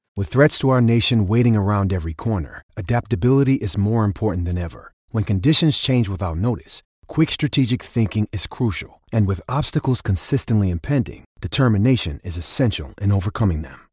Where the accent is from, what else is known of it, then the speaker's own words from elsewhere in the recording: Scotland, United Kingdom; accent: Scottish; my Scottish accent